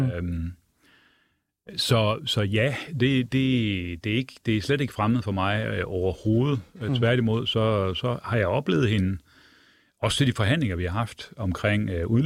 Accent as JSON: {"language": "Danish", "town": "Brabrand", "region": "Central Denmark Region", "country": "Denmark", "said": "Jeg kommer jo selv fra Jylland og Brændje oh. og Brabrand ved Aarhus."}